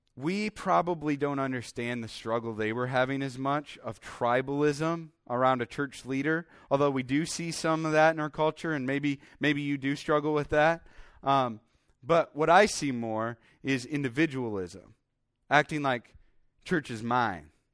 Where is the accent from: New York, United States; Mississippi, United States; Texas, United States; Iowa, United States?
Iowa, United States; also born or lived in Minnesota; I grew up in Iowa